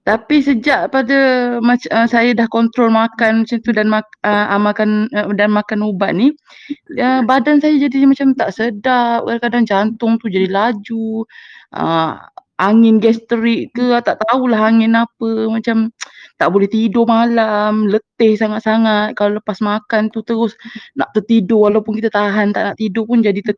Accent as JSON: {"language": "Malay", "town": "Muar", "region": "Johor", "country": "Malaysia", "said": "Saya dari Muar."}